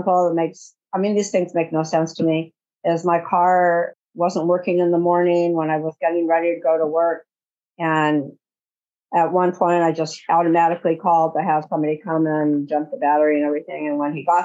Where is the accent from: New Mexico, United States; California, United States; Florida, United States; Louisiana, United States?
California, United States; I am from California.